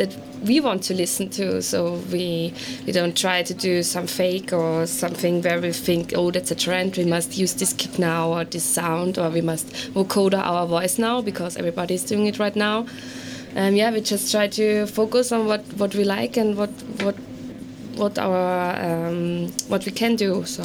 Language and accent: English; Vienna, Austria; we are from Vienna. We found each other in Vienna